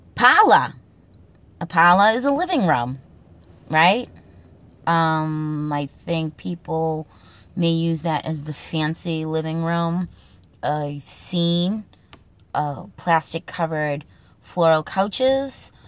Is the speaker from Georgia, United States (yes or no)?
no; Boston, Massachusetts, United States; accent: Boston accent; the Boston accent, the Massachusetts accent, my regional accent